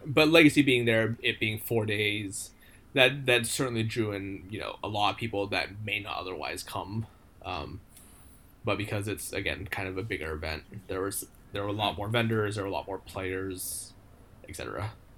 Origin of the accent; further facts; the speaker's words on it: United States; moved away as an adult; now in Japan; coming here as an American, as a foreigner